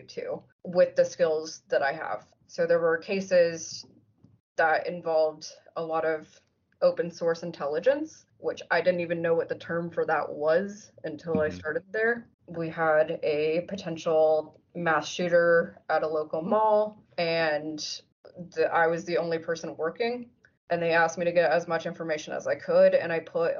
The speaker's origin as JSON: {"language": "English", "town": "Lebanon", "region": "Ohio", "country": "United States", "tie": "born or raised there", "also_born_or_lived": "Halifax, Nova Scotia, Canada / Connecticut", "moved": "as an adult", "lives_now": "Cincinnati, United States", "said": "I grew up in Lebanon, Ohio"}